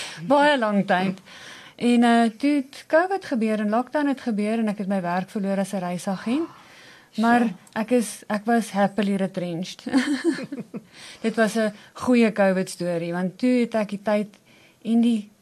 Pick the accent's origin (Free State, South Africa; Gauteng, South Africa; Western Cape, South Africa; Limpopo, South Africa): Gauteng, South Africa; Pretoria; ek is nog my hele lewe Pretoria meisie. Ek is hier gebore en ek het hier groot geword.